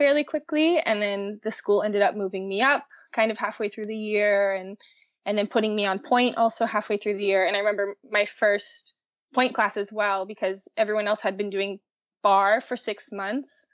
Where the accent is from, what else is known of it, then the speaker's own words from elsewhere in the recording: Baton Rouge, Louisiana, United States; moved away as an adult; the only ballet-oriented school in my hometown of Baton Rouge